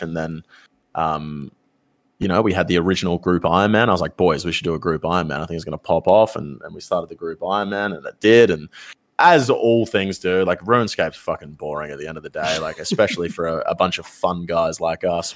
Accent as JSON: {"language": "English", "country": "Australia", "said": "us both being Australian creators"}